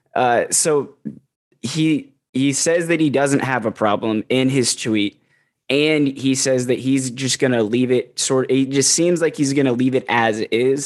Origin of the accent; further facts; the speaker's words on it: Columbus, Ohio, United States; moved away; also born or lived in Texas; I live in Columbus. I'm originally from Columbus